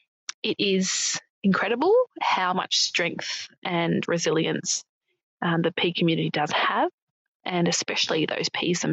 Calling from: Melbourne, Victoria, Australia; I'm from Melbourne.

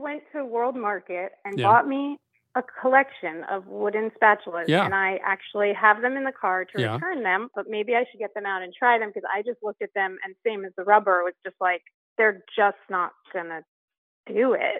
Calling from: Columbus, Ohio, United States; I'm calling from Columbus, Ohio.

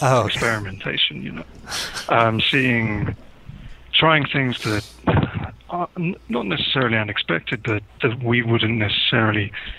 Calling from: South East England, United Kingdom; Just outside of London in the UK at the moment.

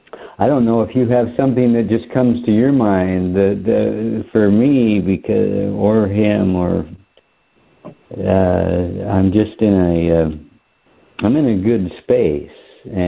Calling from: Lake Havasu City, Arizona, United States; I'm calling from Lake Havasu City, Arizona.

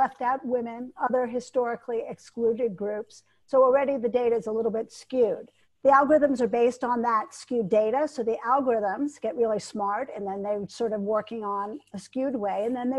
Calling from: Geneva, Switzerland; Hi, I'm calling in from Geneva, Switzerland.

